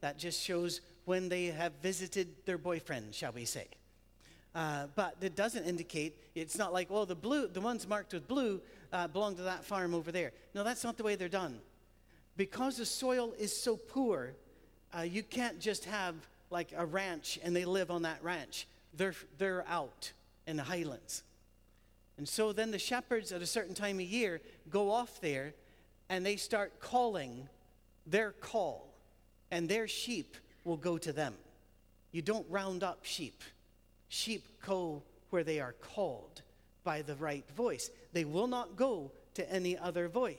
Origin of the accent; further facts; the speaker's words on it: United Kingdom; we're British